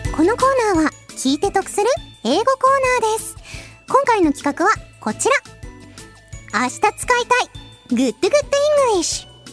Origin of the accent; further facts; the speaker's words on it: Hiroshima, Japan; 私は広島県出身なんですけど